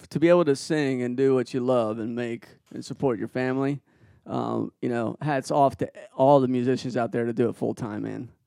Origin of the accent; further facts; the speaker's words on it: Peru; moved away; I was born in Peru and I speak fluent Spanish